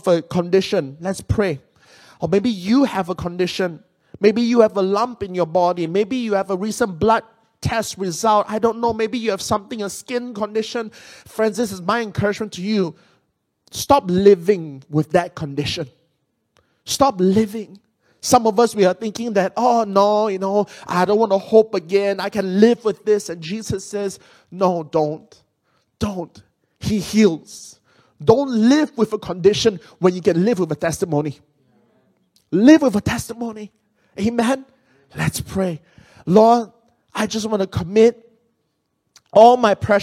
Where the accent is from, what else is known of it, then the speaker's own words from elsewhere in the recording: Penang, Malaysia; moved away; Penang is my hometown. I'm from Malaysia.